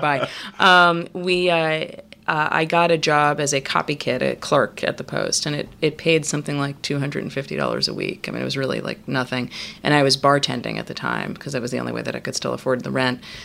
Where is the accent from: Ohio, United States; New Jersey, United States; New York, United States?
New York, United States; growing up in New York, which is where I grew up.